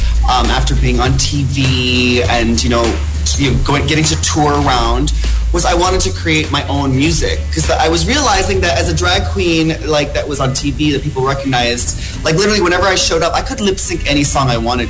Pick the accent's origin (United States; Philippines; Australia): Philippines; I am Filipino after all, so why not sing?